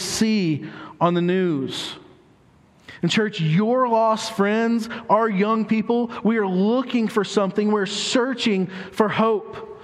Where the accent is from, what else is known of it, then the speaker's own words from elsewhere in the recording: United States; us as American citizens